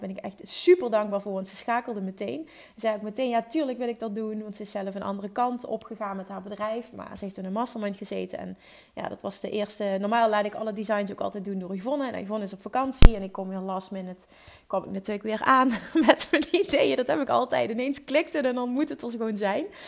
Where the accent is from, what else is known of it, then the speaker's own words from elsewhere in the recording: Netherlands; Ik ben in Nederland geboren